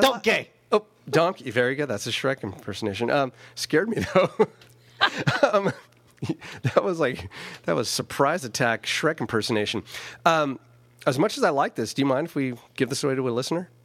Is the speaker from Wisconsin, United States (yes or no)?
no; St. Helena, California, United States; I never thought of myself coming from California as having an accent of any sort